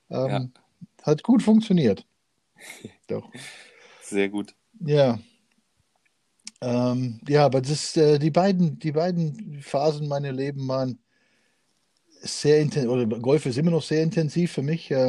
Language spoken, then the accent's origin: German; Canada; ich war als Jugendlicher viel in Canadian Open, weil ich da eben aufgewachsen bin in Kanada